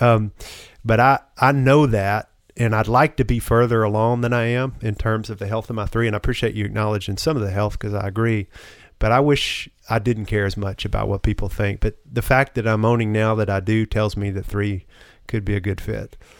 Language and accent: English; the South, United States; a man growing up in the South